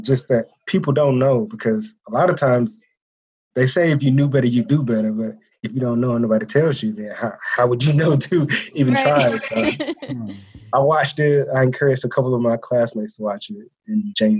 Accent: middle Georgia, United States; I'm from Georgia, the middle, smack dab in the middle of Georgia

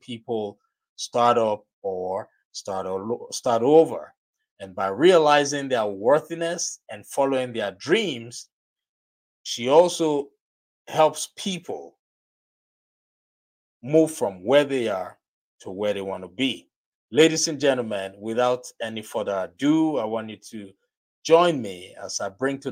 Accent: Nigeria; accent: Nigerian; my Nigerian accent

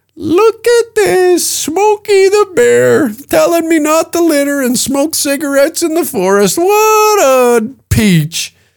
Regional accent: Canada; me as a Canadian

